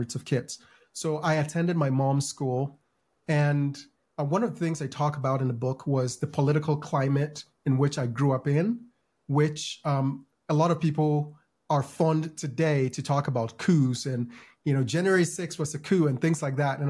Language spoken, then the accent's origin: English; Ghana; now in United States; I grew up in Ghana.